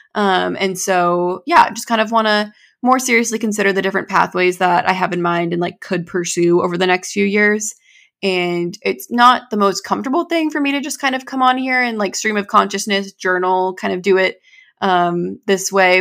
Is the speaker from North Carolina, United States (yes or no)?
no; New Hampshire, United States; I was born and raised here in New England